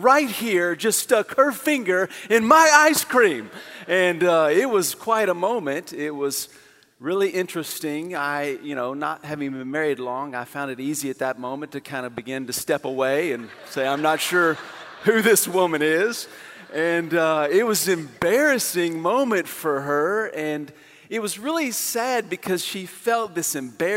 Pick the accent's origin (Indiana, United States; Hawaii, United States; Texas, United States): Texas, United States; Amarillo; moved away; my hometown, Amarillo